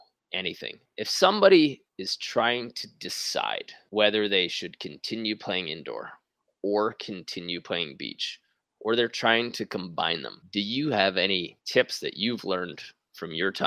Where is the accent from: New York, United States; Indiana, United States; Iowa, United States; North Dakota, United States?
New York, United States; From New York, I'm from Queens